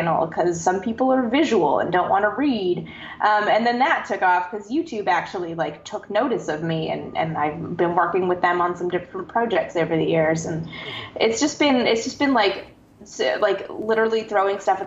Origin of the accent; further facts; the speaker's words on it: Canada; I'm from Canada, where there's no NASA